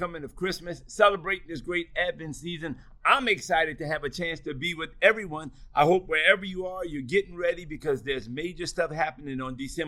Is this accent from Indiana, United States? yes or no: no; New Orleans, Louisiana, United States; growing up in New Orleans, I really am a product of Catholic schools